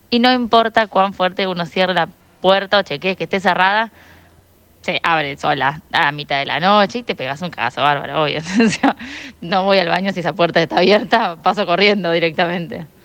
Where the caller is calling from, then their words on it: Buenos Aires, Argentina; Buenas tardes, tiro al aire … de La Boca